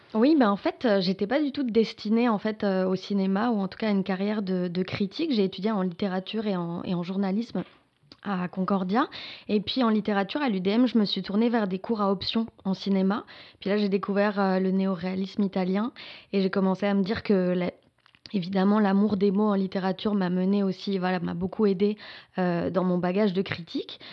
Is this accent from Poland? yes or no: no; France; moved away as an adult; now in Quebec, Canada; je suis française, je suis arrivée ici, enfin ça fait 8 ans que je suis au Québec